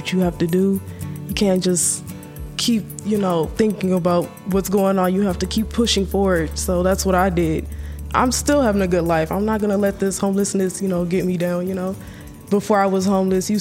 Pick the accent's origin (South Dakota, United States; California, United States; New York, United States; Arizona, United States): California, United States; Long Beach; also born or lived in Apple Valley, California; now in Los Angeles, United States; I'm 20 years old, and I'm from Long Beach, California.